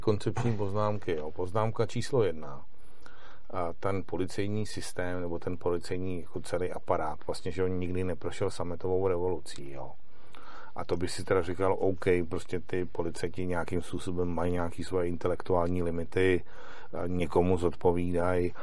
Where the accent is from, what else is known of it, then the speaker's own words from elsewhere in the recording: Czechia; já jsem z České republiky